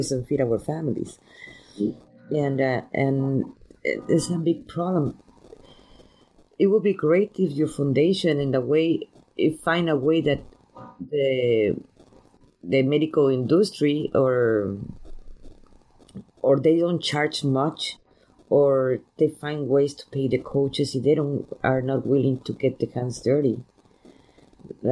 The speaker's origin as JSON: {"language": "English", "country": "Mexico", "tie": "born or raised there", "moved": "yes", "lives_now": "United States", "said": "I grew up in Mexico"}